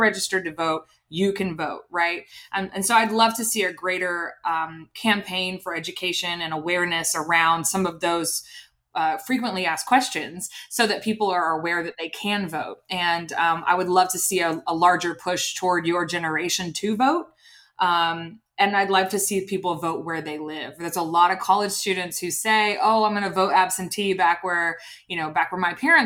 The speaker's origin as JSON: {"language": "English", "town": "Opelika", "region": "Alabama", "country": "United States", "tie": "born or raised there", "also_born_or_lived": "New York", "moved": "as an adult", "said": "how much of a bubble I lived in growing up in Opelika. It was a phenomenal community to grow up"}